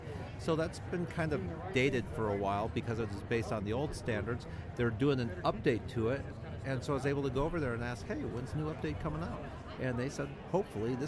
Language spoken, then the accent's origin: English; New York, United States; we're from New York